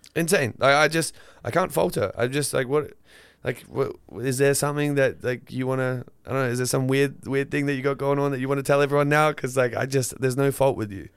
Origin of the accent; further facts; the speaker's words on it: northern Queensland, Australia; moved away as an adult; where I grew up in northern Queensland